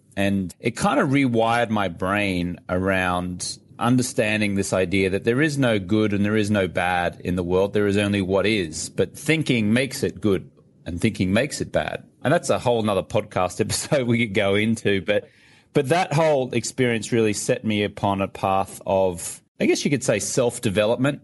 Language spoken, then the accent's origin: English; Brisbane, Queensland, Australia; moved away as an adult; also born or lived in London; now in Los Angeles, United States; I'm from Brisbane, Australia, but I was living in London at, at that time